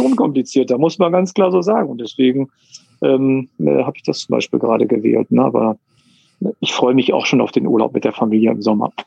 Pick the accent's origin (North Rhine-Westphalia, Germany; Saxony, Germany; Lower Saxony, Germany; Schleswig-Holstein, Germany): North Rhine-Westphalia, Germany; Münster; geboren ähm, und ähm, bin in Münster aufgewachsen. Ja, ich bin Münsteraner Gewächs